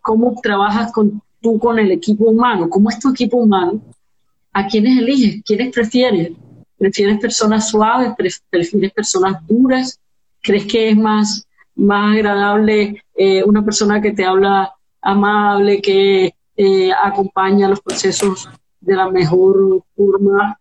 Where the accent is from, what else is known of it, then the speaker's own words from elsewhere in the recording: Colombia; como comunidad como colombianos